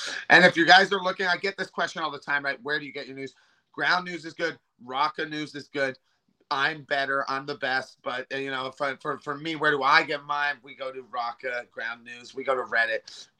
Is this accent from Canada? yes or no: yes; Western Canada, Canada; I just want to mention that I was from Western Canada.